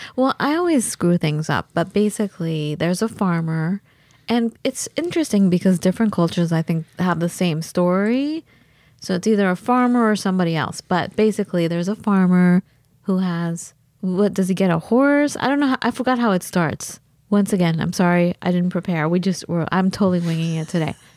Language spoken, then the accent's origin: English; California, United States; moved away; also born or lived in Wisconsin; I'm from California